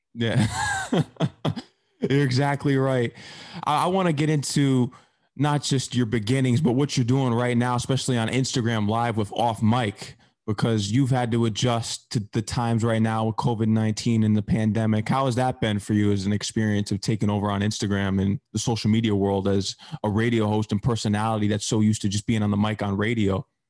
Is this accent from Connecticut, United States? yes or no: yes; Fairfield County, Connecticut, United States; I'm actually born and raised in Connecticut